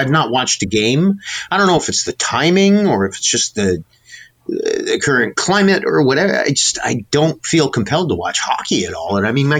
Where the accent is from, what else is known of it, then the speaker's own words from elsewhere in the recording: Niagara Falls, New York, United States; I mean, I grew up in Niagara Falls. All my friends have been Bills fans.